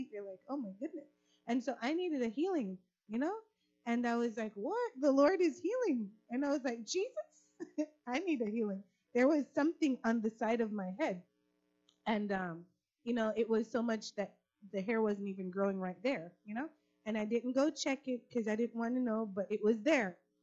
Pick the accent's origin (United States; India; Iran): United States; Florida; So I'm from Florida